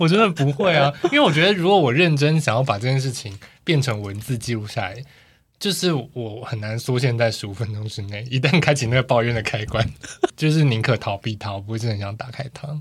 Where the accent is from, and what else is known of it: Tainan, Taiwan; born or raised there